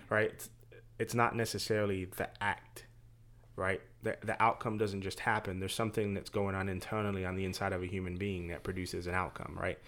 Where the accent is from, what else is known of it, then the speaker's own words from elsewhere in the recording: England, United Kingdom; moved away; I'm from England. We're naturally a little bit more stoic